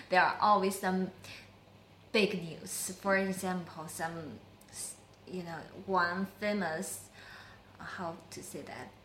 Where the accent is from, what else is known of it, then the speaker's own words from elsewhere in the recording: Yantai, Shandong, China; I'm a Yantai Ren.